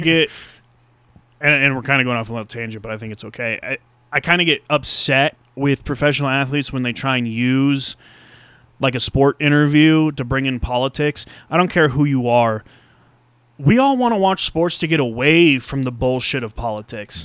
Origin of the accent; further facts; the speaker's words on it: United States; As an American